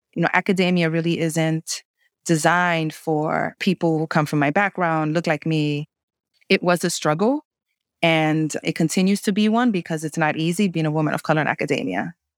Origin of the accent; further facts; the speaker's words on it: New York City, New York, United States; I was raised in the New York City housing projects during the crack epidemic